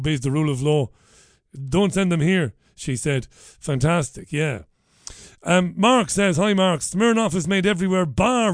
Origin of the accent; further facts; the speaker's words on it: Waterford, Munster, Ireland; ever since I was a baby boy growing up in Ballybeg in Waterford in the 1970s